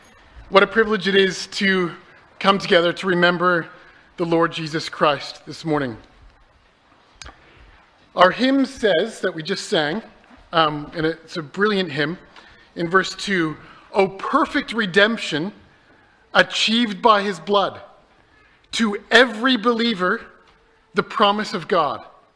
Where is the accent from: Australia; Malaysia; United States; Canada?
Canada; moved away; When I came over from Canada, I had to leave all my books at home.